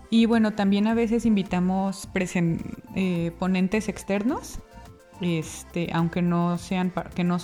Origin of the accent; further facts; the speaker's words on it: Mexico; moved away as an adult; now in Oxford, United Kingdom; soy mexicana